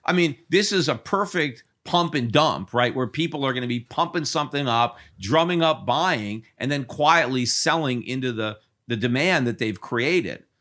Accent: Connecticut, United States; I was born in Connecticut, and I lived in Connecticut, and I still have a house in Connecticut.

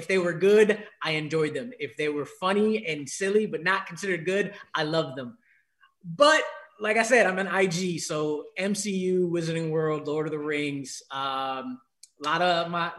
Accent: New York, United States; also born or lived in Los Angeles / Washington, D.C. / Chicago / Ohio; I'm originally from New York. I'm a diehard, unfortunate, but this year kind of okay Knicks fan.

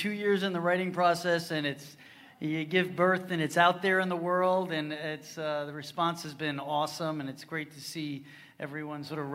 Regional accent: Huntington, New York, United States; I grew up in the Huntington, town of Huntington area

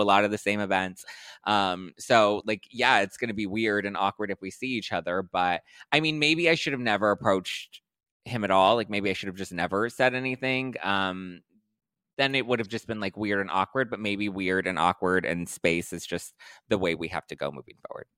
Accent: Los Angeles, California, United States; born and raised in L

